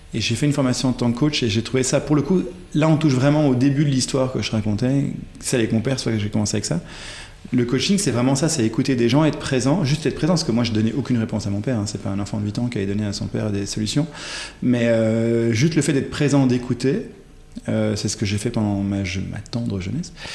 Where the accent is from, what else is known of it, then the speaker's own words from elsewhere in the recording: Ghent, Flanders, Belgium; first language French; je suis né en Belgique, euh, à Gand pour être euh, précis